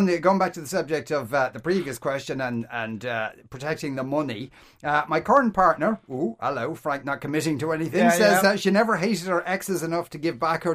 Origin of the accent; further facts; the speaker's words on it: Ireland; Yes. I'm Irish.